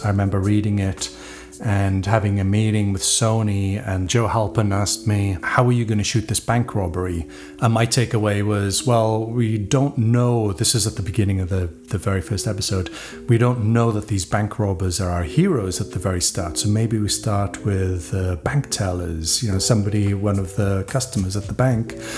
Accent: Wales, United Kingdom; when I was growing up in Wales, I knew musicians

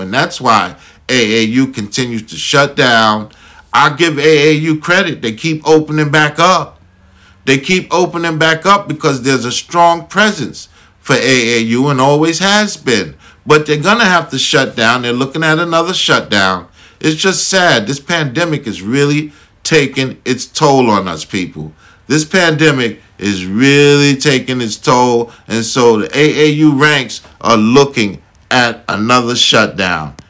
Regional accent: New York, United States; I'm a New Yorker

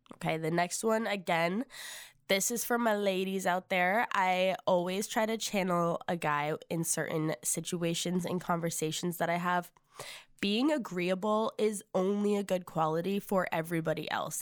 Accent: Massachusetts, United States; moved away as an adult; now in Nashville, United States; We are originally from Massachusetts, so we are living far away from home.

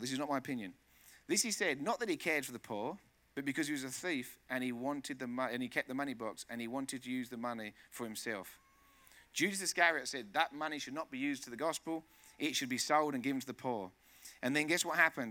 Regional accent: England, United Kingdom; also born or lived in Spain; now in United States; Living here in America, and I'm from England

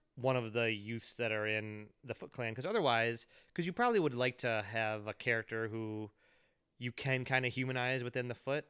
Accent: United States; as an American kid

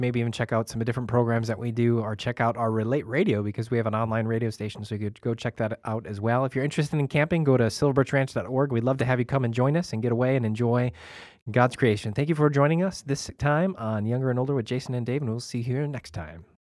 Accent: Chicago, Illinois, United States; grew up in Chicago

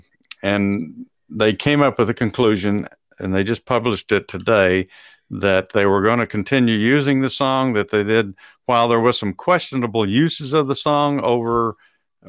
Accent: Texas, United States; moved away as an adult; I grew up in Texas and, you know, spent the first quarter of my life there

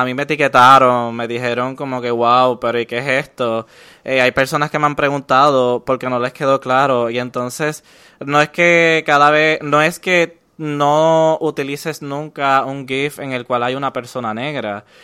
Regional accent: Puerto Rico; todos los puertorriqueños somos personas negras porque todos somos descendientes afrocaribeños

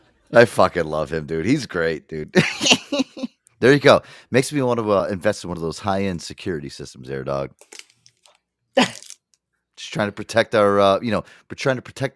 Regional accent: Wolcott, Connecticut, United States; when we grew up in Wolcott and we were to Waterbury, we're like near a city.

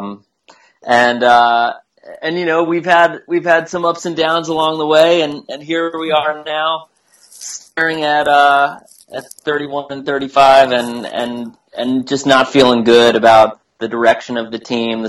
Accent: Montgomery County, Maryland, United States; I grew up in Montgomery County

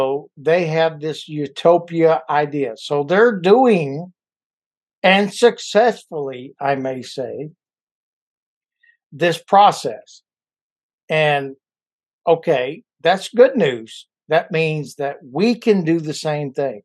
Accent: Louisiana, United States; moved away as an adult; my whole life I was in the South, Louisiana, and until I joined the Marine Corps, that took me out of the South

